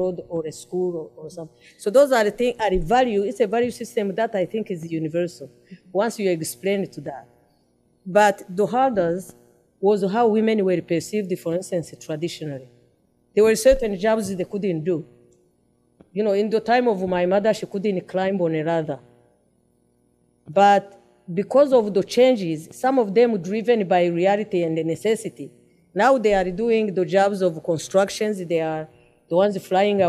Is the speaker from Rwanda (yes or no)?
yes; Rwanda